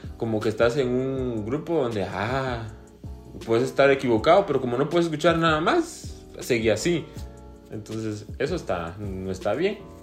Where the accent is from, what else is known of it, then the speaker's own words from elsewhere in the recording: Guatemala; como somos guatemaltecos